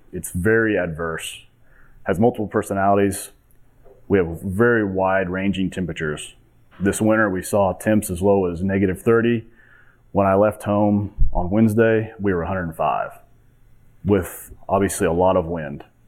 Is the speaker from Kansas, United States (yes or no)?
yes; Montezuma, Kansas, United States; I'm 38 years old from a small town in southwest Kansas called Montezuma